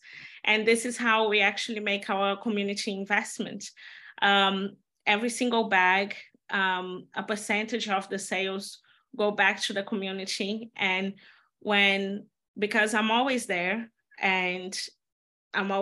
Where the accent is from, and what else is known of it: Belo Horizonte, Minas Gerais, Brazil; born or raised there; moved away; also born or lived in Amazon jungle